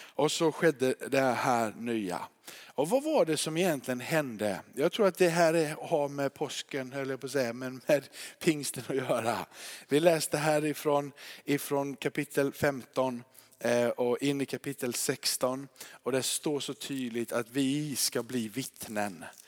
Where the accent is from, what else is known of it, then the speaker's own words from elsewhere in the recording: Småland, Sweden; accent: Småland dialect; now in Kåhög, Sweden; min småländska